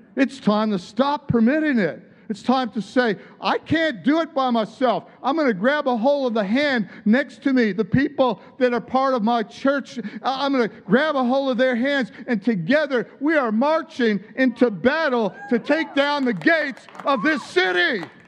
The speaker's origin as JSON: {"language": "English", "region": "Midwest", "country": "United States", "tie": "born or raised there", "said": "where I grew up in the Midwest"}